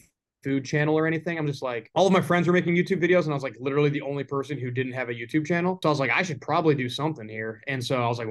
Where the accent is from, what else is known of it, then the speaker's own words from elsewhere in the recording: Buffalo, New York, United States; I'm from Buffalo, New York. Like, I was originally that's where I was born